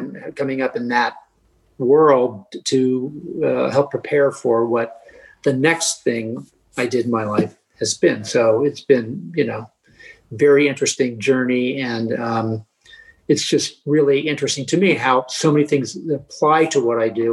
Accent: Baltimore, Maryland, United States; I grew up in Baltimore as a kid at the Baltimore Figure Skating Club

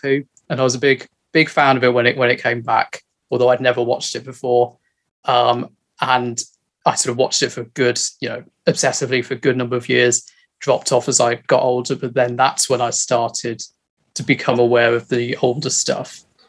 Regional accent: near Hastings, South East England, United Kingdom; So I grew up near Hastings. And there was a shop on the seafront there, which was a Doctor Who shop, which had a big Cyberman outside of it.

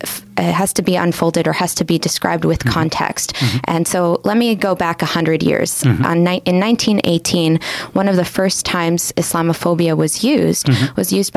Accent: Canada; I see myself as a Canadian, and so I have a diverse group of friends

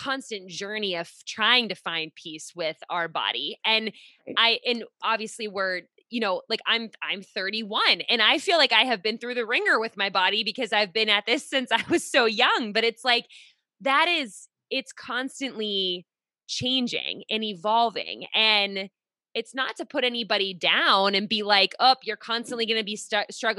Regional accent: Pittsburgh, Pennsylvania, United States; now in Rhode Island, United States; I'm in Rhode Island now. I'm originally from Pittsburgh

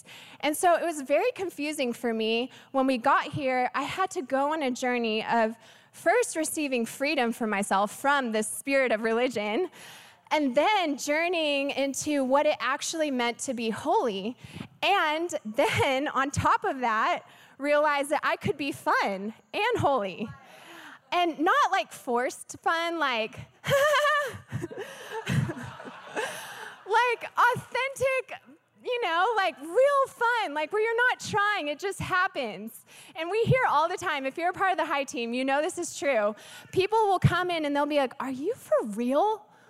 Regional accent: the Bible Belt, United States; also born or lived in Texas; I come from the Bible Belt. My husband and I moved here from Texas, and we love Texas.

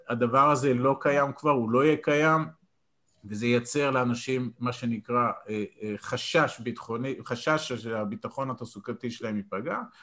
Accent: Israel; אני גדלתי בקיבוץ

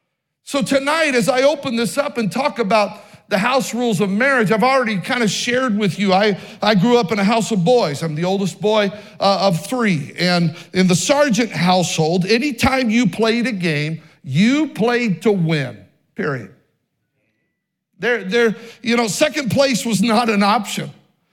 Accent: Oregon, United States; born there; They were assistant pastor when I was born in Oregon and even in Idaho.

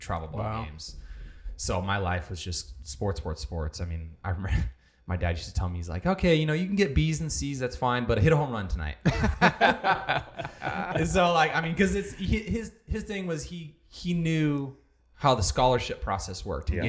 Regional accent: Rancho Cucamonga, California, United States; I grew up in Rancho. That's kind of where my whole family's from

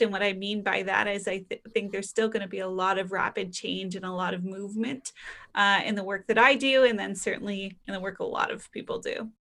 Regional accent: Canada; being Canadian

